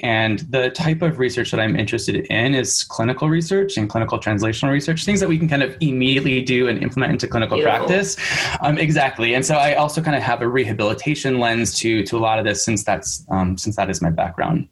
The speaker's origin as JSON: {"language": "English", "region": "Michigan", "country": "United States", "also_born_or_lived": "San Francisco", "moved": "yes", "lives_now": "New York City, United States", "said": "I am originally from Michigan, but I currently live in New York City"}